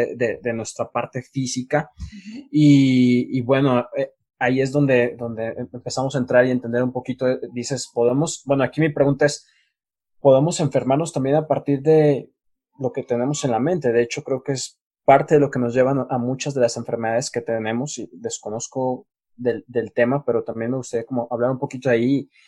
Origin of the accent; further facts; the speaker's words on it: Mexico; now in Colombia; yo que soy mexicano